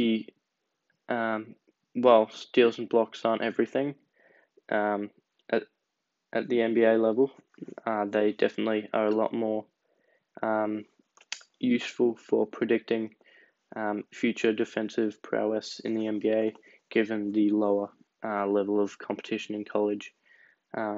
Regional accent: Australia; as an Australian

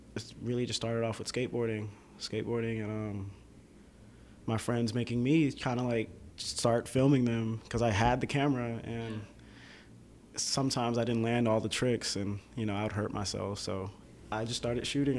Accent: Atlanta, Georgia, United States; also born or lived in Boston, Massachusetts; I can say I did, yeah, grow up in the downtown area right. of Atlanta

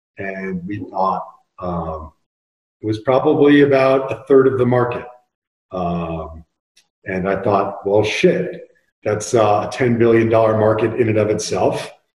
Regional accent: Bay Area, California, United States; also born or lived in Taos, New Mexico; we have forest fires in the Bay Area in my hometown right now.

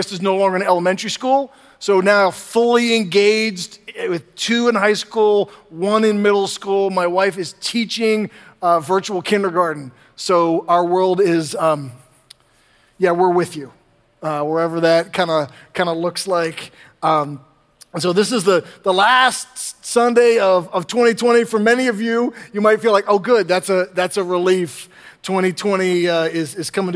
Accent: the North, Northern United States, United States; now in Southern United States; When I was younger in the North

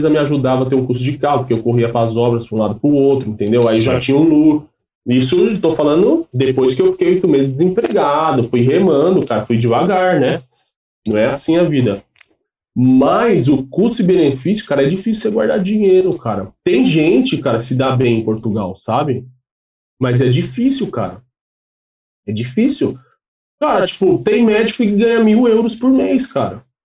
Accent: Brazil; now in Ireland; Eu falei, ah, sou do Brasil tal. Aí eu já tava meio com um sotaque lá meio irlandês, né?

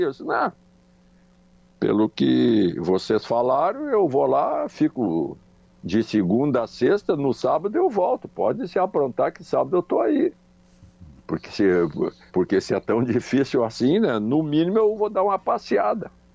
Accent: Charqueadas, Rio Grande do Sul, Brazil; also born or lived in Porto Alegre; eu sou natural de Charqueadas, só que Charqueadas naquela época era distrito de São Jerônimo

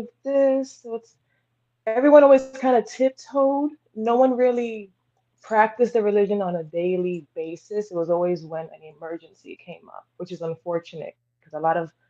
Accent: New York City, New York, United States; Originally from Brooklyn

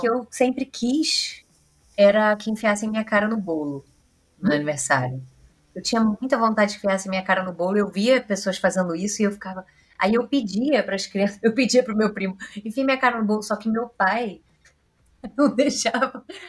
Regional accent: Rio de Janeiro, Brazil; A gente é carioca

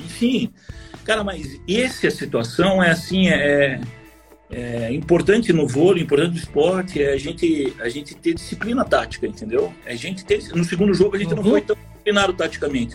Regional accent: Curitiba, Paraná, Brazil; Eu sou de Curitiba

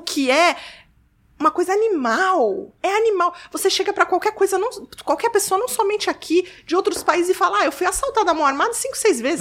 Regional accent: Rio de Janeiro, Brazil; moved away; also born or lived in São Paulo; eu, cresci, eu, minha adolescência toda foi no Rio

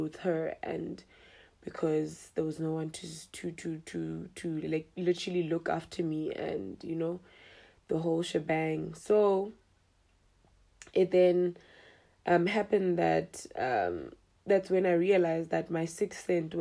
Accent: Mahikeng, North West, South Africa; I'm a 25-year-old young girl, or rather young lady, who was born and bred in Mahikeng.

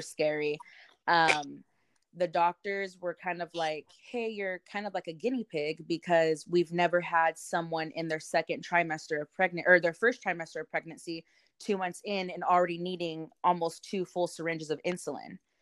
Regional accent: Modesto, California, United States; also born or lived in Salida, California; I am from Modesto, California, or Salida. They're pretty much right next to each other

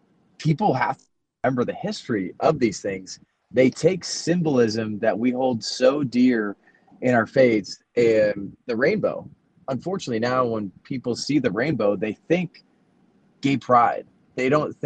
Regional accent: San Francisco Bay Area, California, United States; moved away; I was born in the San Francisco Bay Area, and then I moved there after I was done with college

